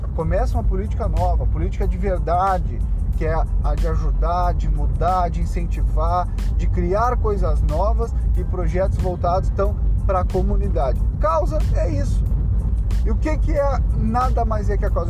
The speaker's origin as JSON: {"language": "Portuguese", "region": "Rio Grande do Sul", "country": "Brazil", "said": "eu sou do Rio Grande do Sul"}